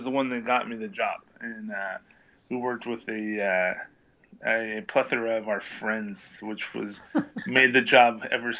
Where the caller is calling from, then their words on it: Big Sur, California, United States; Lovely Big Sur, California, on the central coast of California, for those of you that are not familiar.